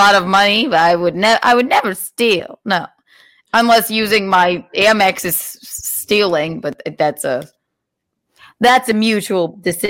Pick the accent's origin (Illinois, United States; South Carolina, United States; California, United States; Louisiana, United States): South Carolina, United States; Rock Hill; I'm from Rock Hill.